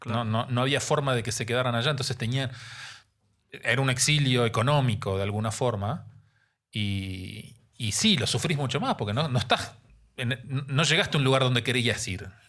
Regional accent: Neuquén, Argentina; moved away as an adult; also born or lived in Santa Cruz, Argentina / La Plata, Argentina; now in Mexico City, Mexico; Yo nací en el sur de Argentina, en la Patagonia. Ok. en la provincia de Santa Cruz. Desde muy chiquito, a los cuatro años, mis papás se mudaron a otra provincia dentro de la Patagonia, Neuquén

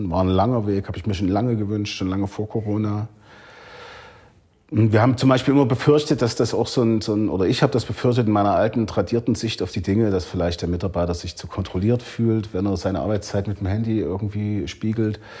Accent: Leipzig, Saxony, Germany; Ich komme aus der DDR, ich war 16 Jahre alt, als, als die Mauer fiel.

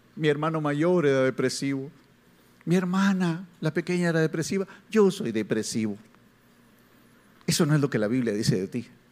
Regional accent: Guatemala; soy chapín, soy guatemalteco

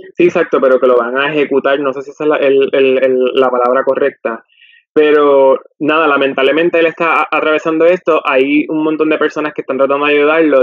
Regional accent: Puerto Rico; nosotros aquí en Puerto Rico pues quizá no lo sentimos porque estamos en nuestro país de origen

